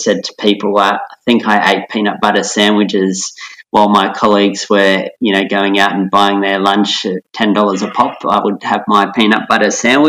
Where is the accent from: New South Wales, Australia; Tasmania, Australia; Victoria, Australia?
New South Wales, Australia; Central Coast; I was a teenager of the 90s, and growing up on the Central Coast too.